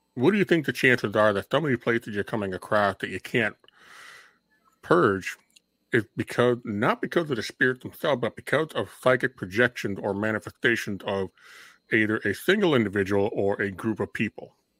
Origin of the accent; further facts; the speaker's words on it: Minnesota, United States; we grew up in Minnesota.